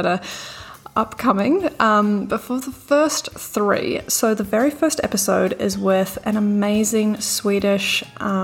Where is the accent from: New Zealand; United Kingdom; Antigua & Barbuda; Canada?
New Zealand; also born or lived in Bondi Beach, Australia; now in Sydney, Australia; I'm from New Zealand. You might have already picked up the accent.